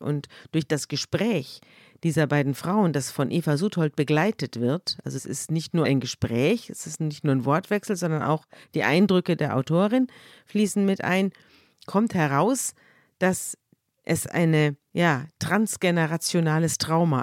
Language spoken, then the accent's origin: German; Munich, Bavaria, Germany; ich komme ja aus München